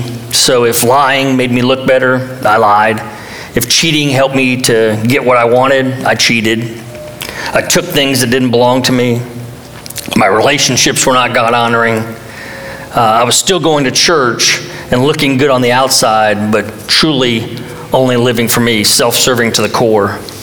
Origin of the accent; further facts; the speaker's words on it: Hollywood, Florida, United States; I was born in Hollywood, Florida, near Miami. My dad had immigrated from France